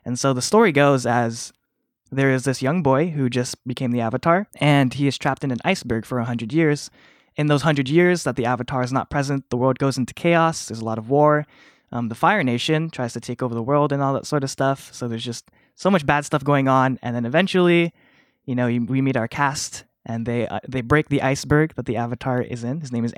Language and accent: English; Philippines; I was raised Catholic. I'm Filipino, so I'm kind of a cradle Catholic.